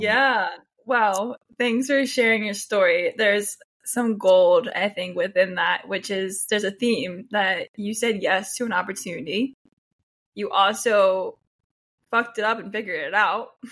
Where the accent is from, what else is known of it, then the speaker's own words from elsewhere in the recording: Warminster, Pennsylvania, United States; moved away as an adult; So I grew up in Pennsylvania, a town called Warminster. It's in Bucks County.